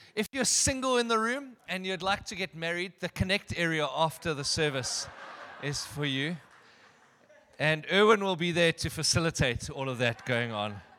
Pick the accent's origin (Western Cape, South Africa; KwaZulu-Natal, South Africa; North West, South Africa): Western Cape, South Africa; Durbanville; also born or lived in Benoni; I attended school at Kenridge Primary. I grew up in Durbanville, just around the corner.